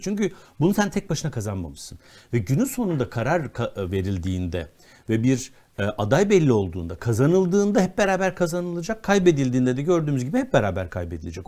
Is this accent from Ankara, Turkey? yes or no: no; Konya, Turkey; Konyalı olmakla hiçbir sorunum yok. Çok da severim şehrimi.